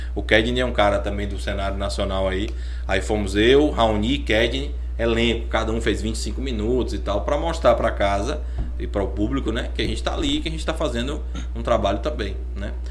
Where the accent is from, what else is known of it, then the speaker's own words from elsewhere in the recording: Vitória da Conquista, Bahia, Brazil; moved away; Venho de Vitória da Conquista, eu sou ator